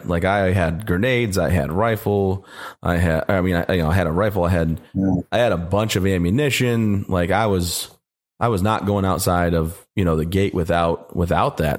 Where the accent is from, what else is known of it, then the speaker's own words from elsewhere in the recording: Vassar, Michigan, United States; I'm actually from Frankenmuth, Michigan area